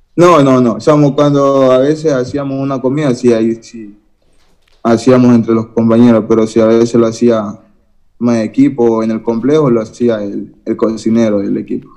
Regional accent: Guayaquil, Guayas, Ecuador; soy acá de Guayaquil, del sur de Guayaquil, de la isla Trinitaria

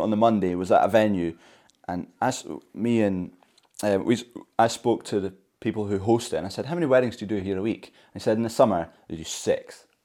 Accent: Scotland, United Kingdom

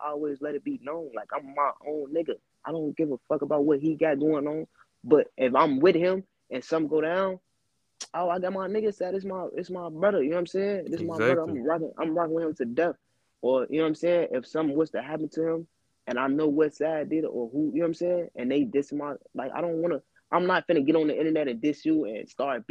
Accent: East Chicago, Indiana, United States; I'm from EC, so it's only, like, two neighborhoods that really beef with each other, and that's Harbor and West

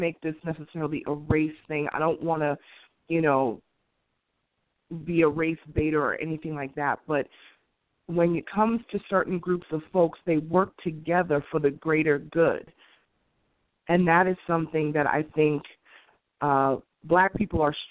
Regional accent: New York City, New York, United States; where I grew up in Queens

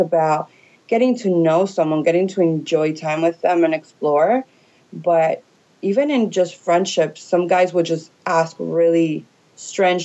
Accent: New York City, New York, United States; now in Miami, United States; I come from originally from New York. But I've been in Miami for a really good chunk of my life.

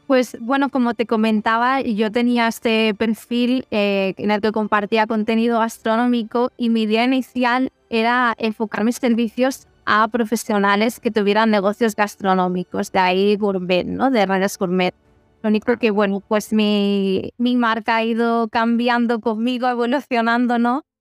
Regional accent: Ripoll, Catalonia, Spain; moved away as an adult; now in Barcelona, Spain; soy de Ripoll y si está en Girona

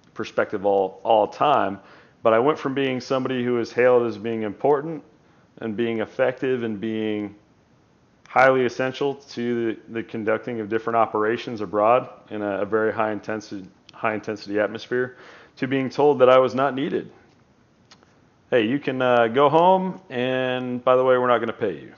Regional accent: United States; we are American

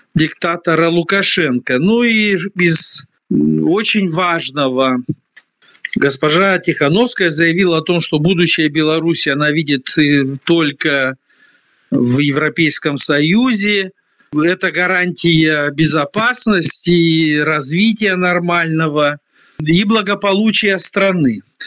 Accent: Moldova

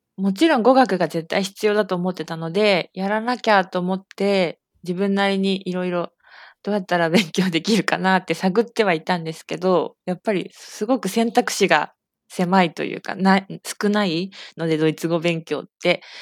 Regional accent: Saitama, Japan; 私は、えー、埼玉県出身で、今も埼玉県に住んでいます

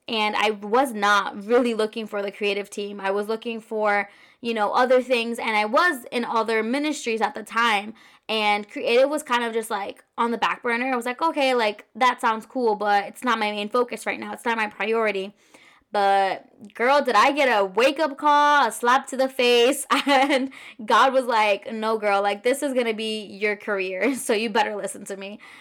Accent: Orlando, Florida, United States; also born or lived in Queens, New York; I've been a living in Orlando, Florida since I was pretty much, like, three or four years old

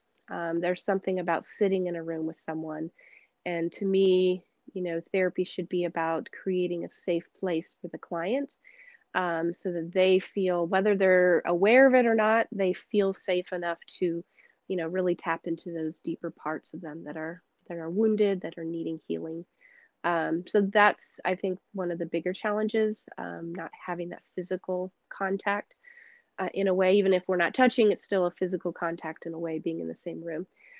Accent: Senegal; moved away as an adult; also born or lived in United States; but for majority of my life, I grew up in Senegal, in the West African parts of Africa, and spent, my whole life until I was 19 there.

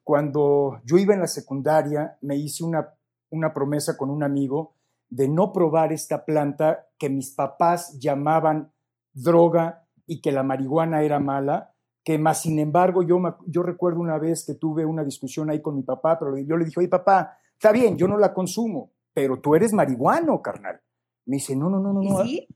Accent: Mexico; pues de México

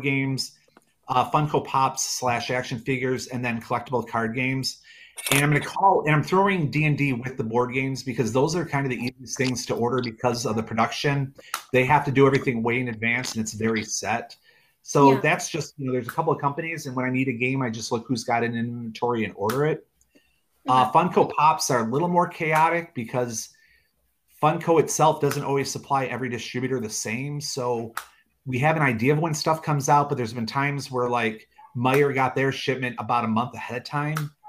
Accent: Michigan, United States; now in Chelsea, United States; I grew up in Michigan, but moved around for about 20 years. I came back in 2015

